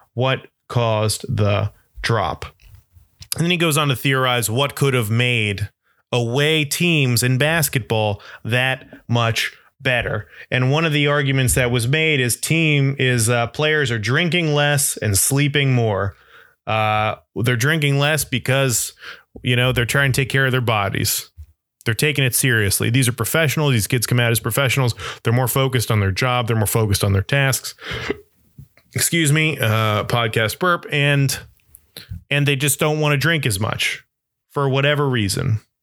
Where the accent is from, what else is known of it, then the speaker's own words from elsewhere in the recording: Florida, United States; now in Brooklyn, New York, United States; growing up in Florida